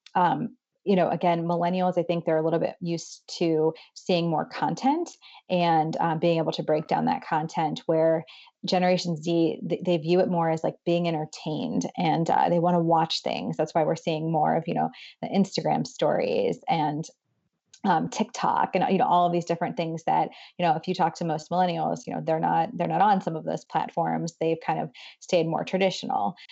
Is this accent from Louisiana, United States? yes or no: no; Boardman, Ohio, United States; moved away as an adult; now in Cleveland, United States; I am originally from Ohio, um, from Boardman. Um, it's the largest kind of town nearby would be Youngstown, Ohio